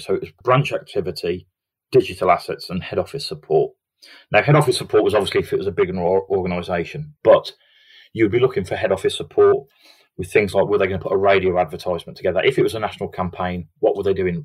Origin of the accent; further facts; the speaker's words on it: Redditch, West Midlands, United Kingdom; I grew up in Redditch in the Midlands